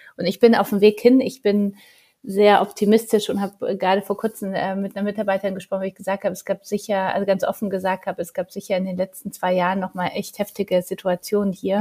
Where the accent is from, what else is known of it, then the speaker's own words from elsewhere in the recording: Poland; Ich bin ja Polin